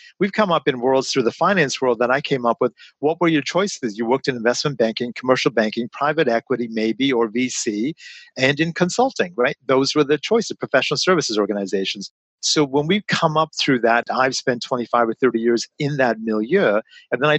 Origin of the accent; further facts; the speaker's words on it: London, Ontario, Canada; all of us ended up moving to London, Ontario. So I was about eight when I came to Canada